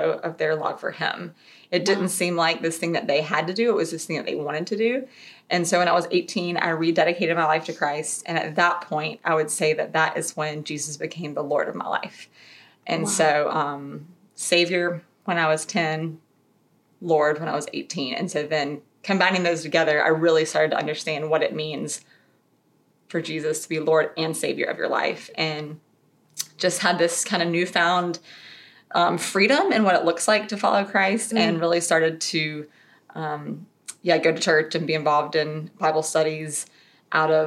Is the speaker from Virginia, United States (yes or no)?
no; Raleigh, North Carolina, United States; I'm from the Raleigh area, so Raleigh born and bred, which there's not very many of us left